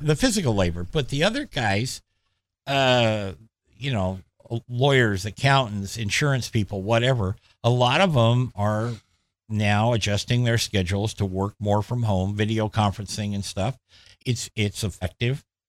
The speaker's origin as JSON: {"language": "English", "area": "Clackamas County", "region": "Oregon", "country": "United States", "tie": "born or raised there", "said": "when I was a kid growing up in East Clackamas County, um, I guess it's more Central Clackamas County"}